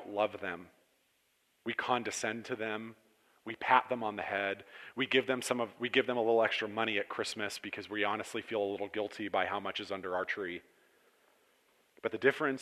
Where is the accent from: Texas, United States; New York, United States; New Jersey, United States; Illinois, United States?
New York, United States; Cortland; I was raised in Cortland in a fairly good home